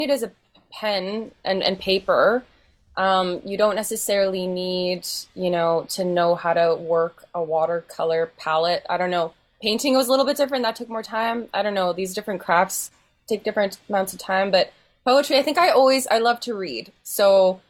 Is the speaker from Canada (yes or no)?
yes; Winnipeg, Manitoba, Canada; also born or lived in Headingley; I grew up in Winnipeg, and my family moved to Headingley during the before times